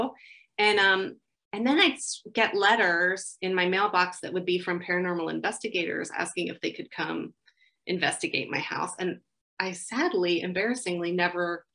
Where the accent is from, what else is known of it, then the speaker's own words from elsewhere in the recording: Ringwood, New Jersey, United States; I grew up in Ringwood, New Jersey, and it was called Ringwood Manor.